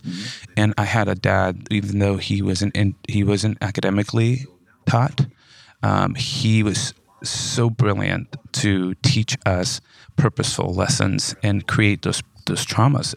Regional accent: Modesto, California, United States; I'm from Modesto, California. California, uh, born and raised

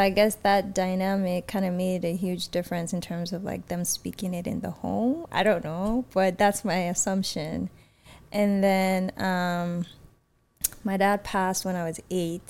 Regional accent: Nigeria; also born or lived in Atlanta; now in Texas, United States; I'm from Nigeria or I'm Nigerian

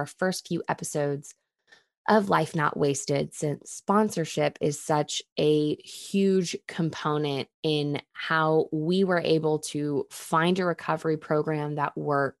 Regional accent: Texas, United States

